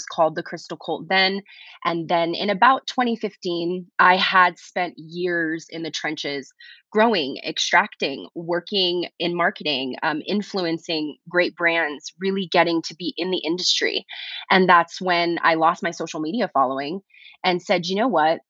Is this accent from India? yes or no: no; South Louisiana, United States; moved away; I grew up in South Louisiana, a place where cannabis was very stigmatized.